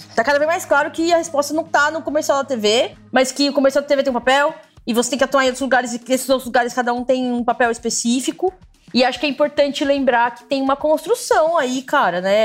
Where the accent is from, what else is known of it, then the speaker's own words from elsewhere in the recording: ABC Paulista, São Paulo, Brazil; eu que sou da ABC